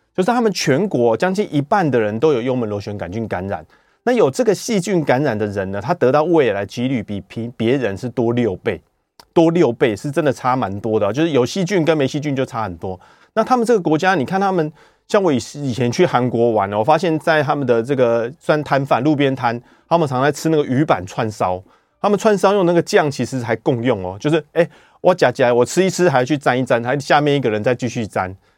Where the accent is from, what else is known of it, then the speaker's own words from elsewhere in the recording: Taiwan; 我们台湾人